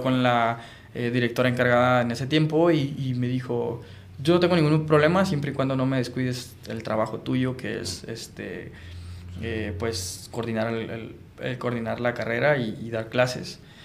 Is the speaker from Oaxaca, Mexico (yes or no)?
no; Sinaloa, Mexico; moved away as an adult; now in Tijuana, Mexico; soy bien sinaloense